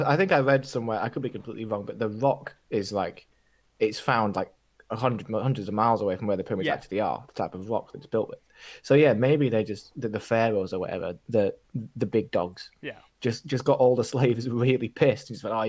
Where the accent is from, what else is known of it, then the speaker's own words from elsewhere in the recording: England, United Kingdom; accent: northern; Whenever I do get a bit drunk, it does sort of come out a bit more, my northern accent or whatever.